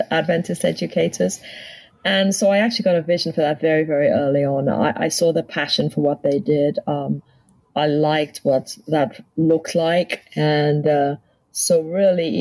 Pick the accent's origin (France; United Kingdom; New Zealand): United Kingdom; England; moved away as an adult; also born or lived in Canada / Washington, D.C.; now in United States; Grew up in England and really spent still just about the majority of my life in England